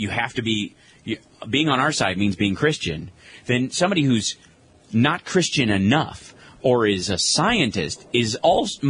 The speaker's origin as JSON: {"language": "English", "region": "Kentucky", "country": "United States", "tie": "born or raised there", "said": "I grew up in Kentucky"}